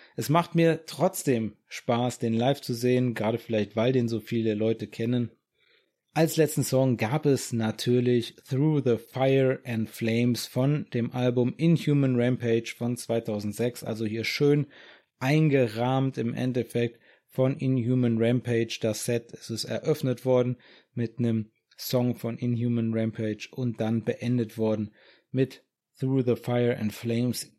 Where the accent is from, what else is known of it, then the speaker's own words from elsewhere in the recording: Germany; hier bei uns in Deutschland